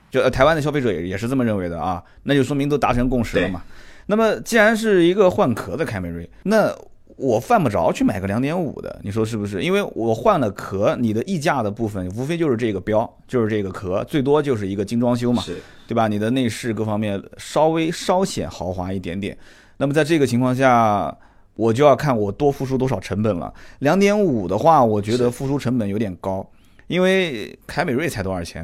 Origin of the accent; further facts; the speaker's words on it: China; 就是我们大陆这边也是一样的嘛